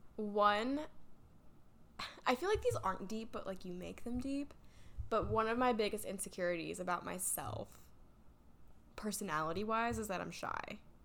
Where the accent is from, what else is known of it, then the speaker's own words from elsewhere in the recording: Davidson, North Carolina, United States; also born or lived in Michigan / Huntersville / Cornelius; now in Charlotte, United States; I grew up in Davidson.